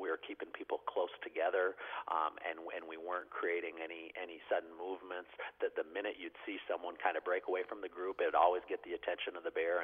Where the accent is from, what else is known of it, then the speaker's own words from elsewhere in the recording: North Idaho, United States; growing up in North Idaho